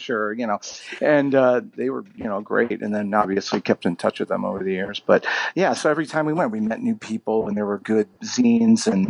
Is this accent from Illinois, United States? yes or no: no; Cleveland, Ohio, United States; moved away as an adult; also born or lived in Columbus, Ohio; growing up in Cleveland